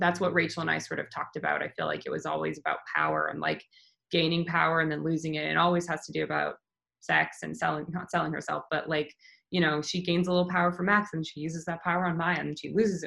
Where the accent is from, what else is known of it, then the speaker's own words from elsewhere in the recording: Canada; I'm Canadian